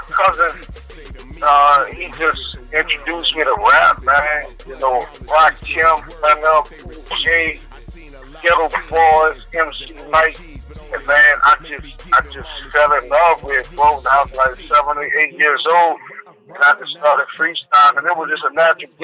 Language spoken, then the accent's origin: English; New Orleans, Louisiana, United States; moved away as an adult; now in Houston, United States; I am from New Orleans, Louisiana, and I have been in Houston, Texas, since Hurricane Katrina, about 10 years